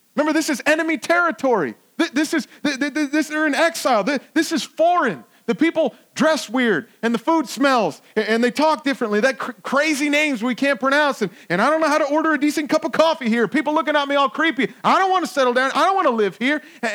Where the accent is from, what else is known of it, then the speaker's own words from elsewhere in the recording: Virginia, United States; I like telling people that I'm from Northern Virginia, but I don't always like it here.